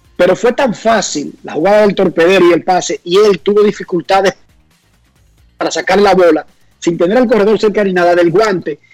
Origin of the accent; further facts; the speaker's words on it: Santo Domingo Oeste, Distrito Nacional, Dominican Republic; cuando yo crecí en Buenos Aires de Herrera, esa esquina, cuando yo era niño, era completamente tranquila